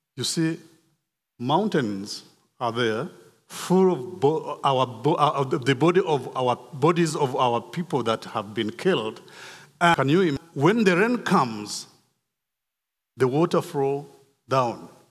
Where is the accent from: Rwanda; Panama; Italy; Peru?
Rwanda; moved away; I was born in Rwanda in nineteen sixty-four. I grew up in Rwanda